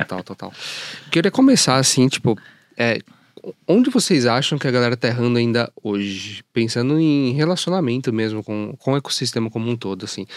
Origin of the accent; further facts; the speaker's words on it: Jundiaí, São Paulo, Brazil; eu sou de Jundiaí, fico mais pro interior